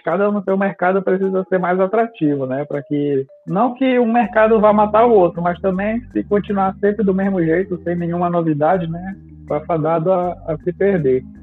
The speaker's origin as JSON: {"language": "Portuguese", "country": "Brazil", "tie": "born or raised there", "said": "como brasileiro nato"}